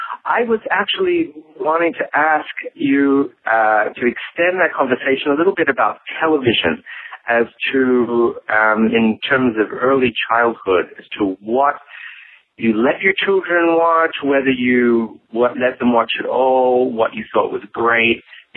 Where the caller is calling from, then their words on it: New York, United States; I'm calling from New York.